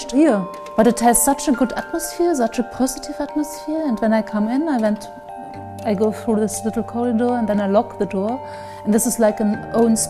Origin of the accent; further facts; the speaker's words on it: Leipzig, Saxony, Germany; also born or lived in London; I'm from Leipzig